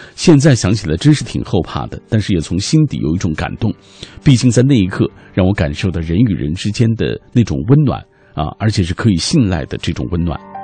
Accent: China; 我们中国人的传统是，呃，过完十五就算过完，过完这个年了

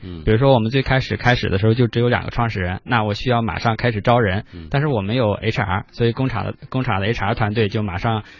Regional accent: Qingdao, Shandong, China; moved away; 我的老家青岛

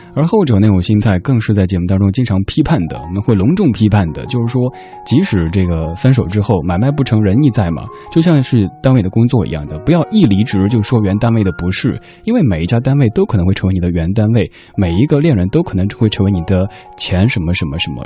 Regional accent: Sichuan, China; accent: Sichuanese; first language Sichuanese; 我的家乡话，四川话

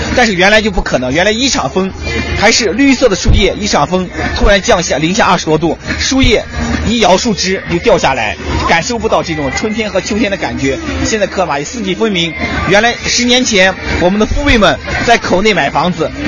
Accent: Karamay, Xinjiang, China; 我生在这儿，长在这儿，我已经，我已经把我当成科尔玛依人，我肯定就是科尔玛依人

